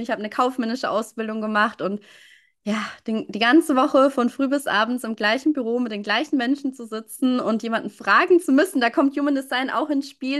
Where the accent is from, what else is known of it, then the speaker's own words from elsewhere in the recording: near Würzburg, Bavaria, Germany; Ich komme aus der Nähe oder aus einem kleinen Ort in der Nähe von Würzburg